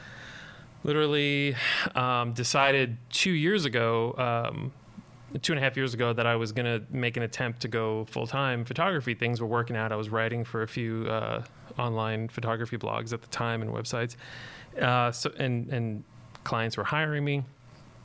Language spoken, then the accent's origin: English; Long Island, New York, United States; moved away as an adult; also born or lived in Southern California; I grew up on Long Island in New York